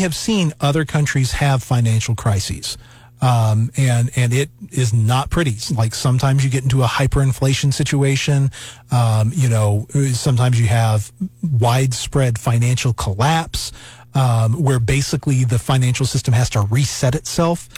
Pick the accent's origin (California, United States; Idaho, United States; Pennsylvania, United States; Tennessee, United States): Tennessee, United States; East; I was born in East Tennessee. I, right. I am a you know a, a native Tennessean